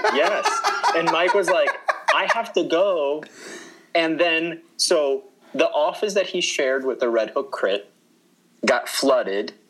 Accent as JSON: {"language": "English", "country": "Colombia", "moved": "yes", "lives_now": "United States", "said": "we're from Colombia. We live in the United States"}